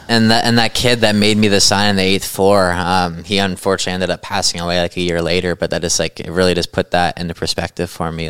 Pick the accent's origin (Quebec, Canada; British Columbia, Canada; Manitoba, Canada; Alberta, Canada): British Columbia, Canada; Chilliwack; I'm from Chilliwack, British Columbia